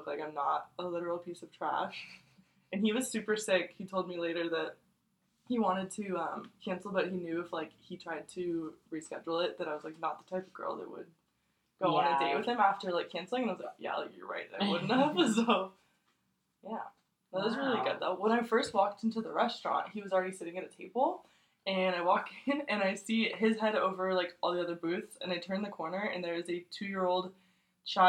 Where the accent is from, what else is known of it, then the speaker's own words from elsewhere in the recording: California, United States; we're both from California but from different places